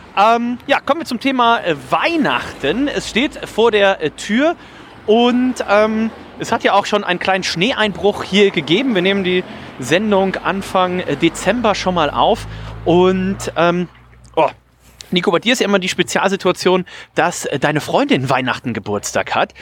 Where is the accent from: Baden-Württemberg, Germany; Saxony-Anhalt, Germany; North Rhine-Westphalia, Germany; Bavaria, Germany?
North Rhine-Westphalia, Germany; Remscheid; now in Hamburg, Germany; Wir waren sonst immer bei meiner äh, Oma und bei meinem Opa in Remscheid